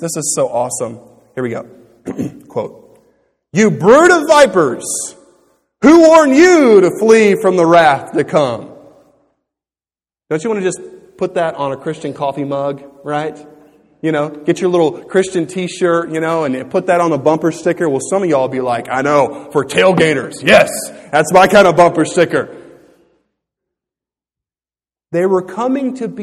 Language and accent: English; Louisiana, United States; growing up in Louisiana, I had been taught about this.